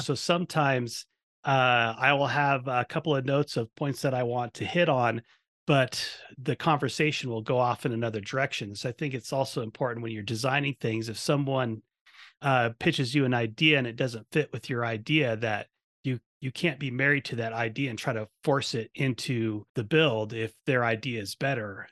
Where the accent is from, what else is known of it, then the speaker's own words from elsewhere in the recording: Eugene, Oregon, United States; when I was a kid, I grew up in Eugene, Oregon